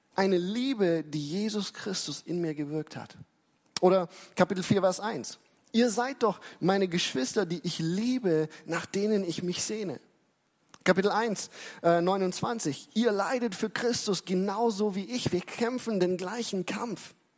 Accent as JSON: {"language": "German", "country": "Germany", "said": "für uns als Deutsche"}